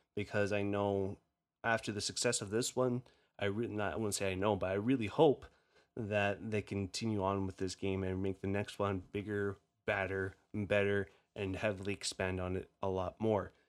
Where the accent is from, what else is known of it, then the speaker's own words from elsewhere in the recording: Canada; accent: Canadian; My Canadian accent